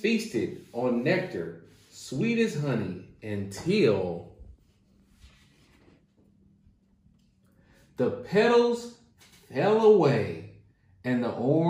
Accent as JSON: {"language": "English", "town": "Hopkinsville", "region": "Kentucky", "country": "United States", "moved": "yes", "lives_now": "Lexington, United States", "said": "I am located here in Lexington, Kentucky, and I am originally from Hopkinsville, Kentucky, which is the western part of Kentucky"}